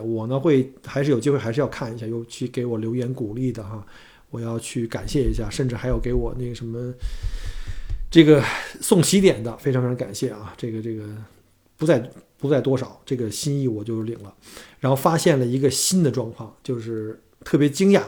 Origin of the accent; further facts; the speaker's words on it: China; moved away as an adult; now in Melbourne, Australia; 我们是中国人